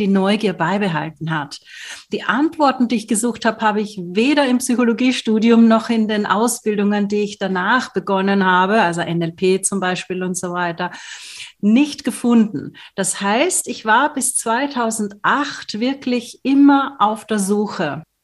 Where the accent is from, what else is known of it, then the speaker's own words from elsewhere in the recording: Austria; moved away; Ich komme aus Österreich ursprünglich